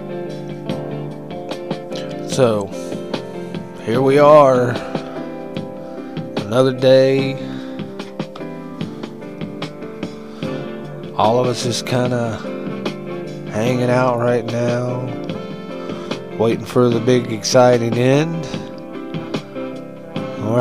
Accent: Huntington, West Virginia, United States; There's one in my hometown

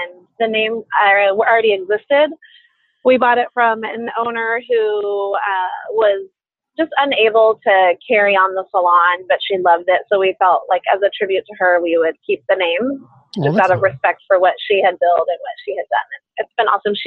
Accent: Southern California, United States; I grew up in Southern California

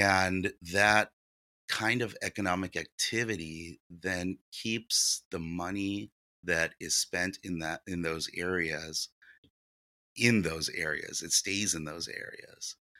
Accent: San Diego, California, United States; English is a second language; also born or lived in Ukraine; I grew up here in San Diego

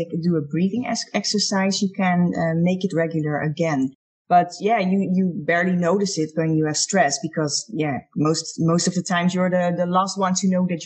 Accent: Netherlands; I'm from the Netherlands.

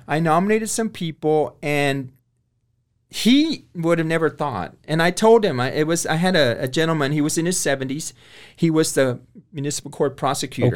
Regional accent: Corpus Christi, Texas, United States; now in Waco, United States; I was born and raised in Corpus Christi, Texas

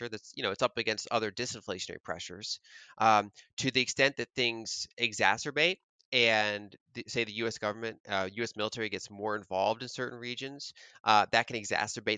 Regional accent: United States; as an American

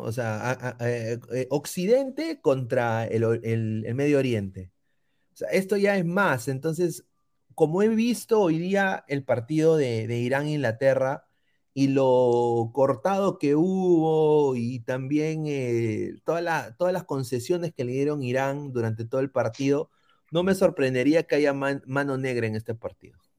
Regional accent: Peru; como peruano

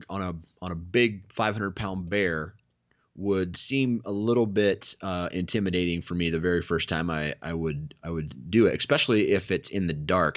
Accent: Iowa, United States; I'm from Iowa

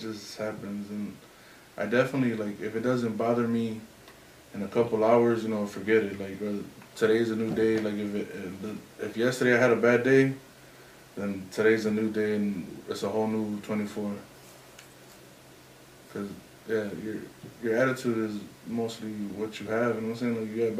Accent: Durango, Mexico; Nah. We're from up north Mexico. We're from Durango.

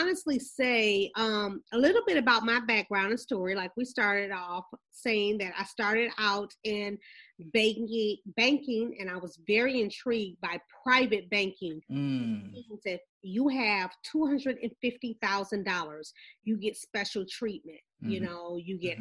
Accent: Flint, Michigan, United States; Us growing up in Flint, and we grew up around pretty much credit unions.

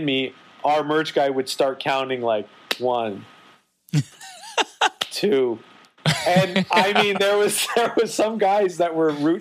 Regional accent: Canada; as a Canadian

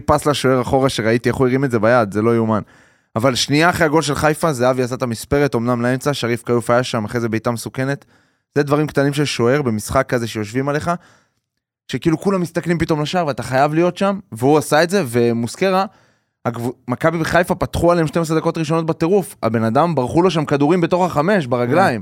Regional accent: Haifa, Haifa District, Israel; בתור חיפאי

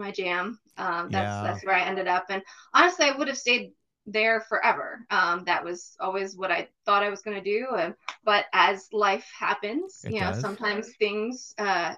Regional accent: Raleigh, North Carolina, United States; moved away as an adult; also born or lived in Minnesota; now in Northern Virginia, United States; I grew up in North Carolina, in Raleigh

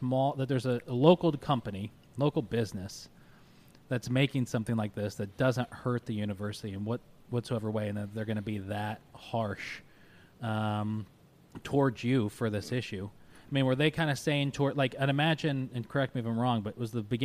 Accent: Syracuse, New York, United States; we're from Syracuse. I'm from Syracuse

